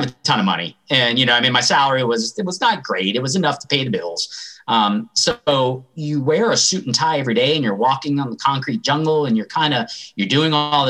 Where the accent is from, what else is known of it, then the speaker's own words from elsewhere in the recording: Atlanta, Georgia, United States; I grew up in Atlanta